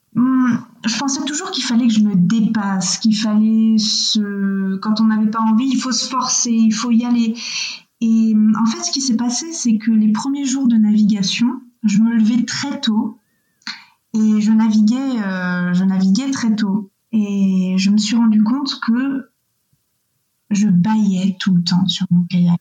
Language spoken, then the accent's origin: French; Missé, Nouvelle-Aquitaine, France; Moi, je viens d'Angers, ou plus exactement de Missé, qui est un tout petit village à côté d'Angers, donc dans, les Deux-Sèvres